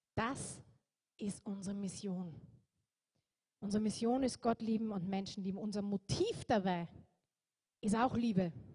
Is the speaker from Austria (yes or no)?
yes; Austria